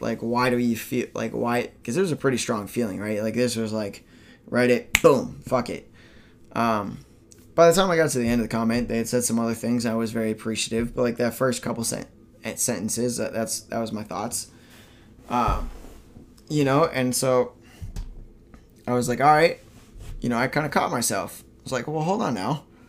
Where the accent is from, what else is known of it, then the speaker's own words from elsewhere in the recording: Minnesota, United States; moved away as an adult; my home state of Minnesota